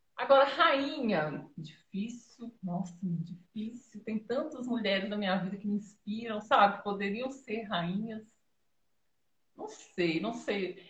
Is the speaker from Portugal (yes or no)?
no; Dores de Campos, Minas Gerais, Brazil; Eu sou aqui de Dores de Campos, Minas Gerais